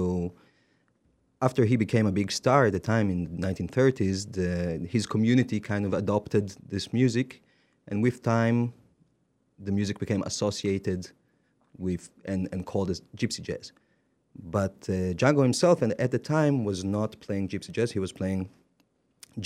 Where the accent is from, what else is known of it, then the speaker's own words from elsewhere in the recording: Jerusalem, Jerusalem District, Israel; moved away as an adult; now in Paris, France; I grew up in Jerusalem playing jazz music